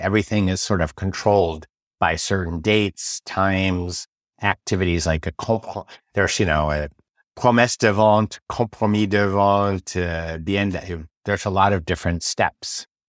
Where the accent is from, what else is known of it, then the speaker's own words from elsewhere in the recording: San Francisco, California, United States; now in Paris, France; I'm from San Francisco